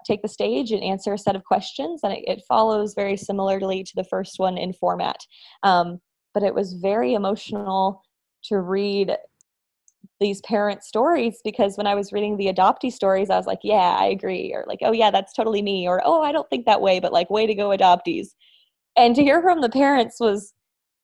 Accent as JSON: {"language": "English", "region": "Texas", "country": "United States", "tie": "born or raised there", "also_born_or_lived": "Russia", "said": "I am an adoptee from Russia, and I have lived almost my whole life in the wonderful state of Texas."}